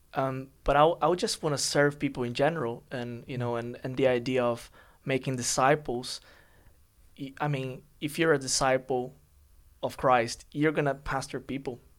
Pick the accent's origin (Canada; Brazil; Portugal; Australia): Brazil; São Paulo; English is a second language; moved away as an adult; now in London, United Kingdom; I'm from Brazil